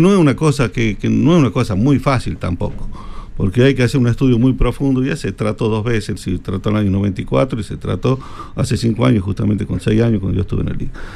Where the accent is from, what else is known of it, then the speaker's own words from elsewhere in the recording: Tucumán, Argentina; moved away; yo cuando era niño vivía en Tucumán